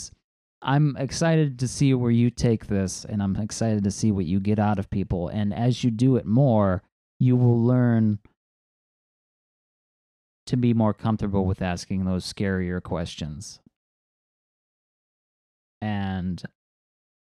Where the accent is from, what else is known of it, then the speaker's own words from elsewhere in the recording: Northwest Ohio, United States; accent: Great Lakes accent; moved away as an adult; also born or lived in Dayton, Ohio; now in San Diego, United States; I am from Northwest Ohio, and I have a bit of what you would call an accent